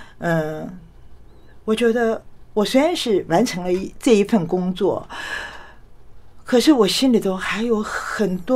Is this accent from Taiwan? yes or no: no; China; 我常常讲，我们中国人好了不起啊！